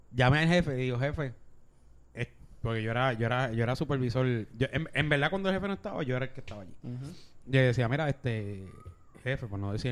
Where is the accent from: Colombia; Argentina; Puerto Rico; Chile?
Puerto Rico; Bayamón; que soy Bayamón porque viene en Bayamón pero nada que ver hermano y porque nací en Bayamón.